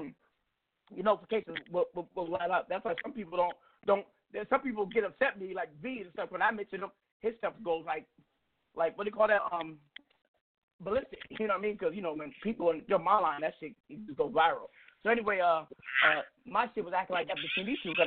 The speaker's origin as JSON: {"language": "English", "town": "Seattle", "region": "Washington", "country": "United States", "tie": "born or raised there", "said": "I'm from the CD. 32nd Avenue South. Leschi District. I'm a CD cat, but grew up in the South End, too."}